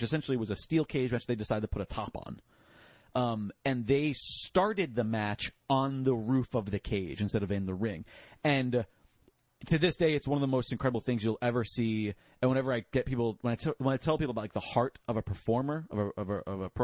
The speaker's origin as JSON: {"language": "English", "area": "Long Island", "region": "New York", "country": "United States", "said": "I'm from Long Island. She used to take me to Nassau Coliseum"}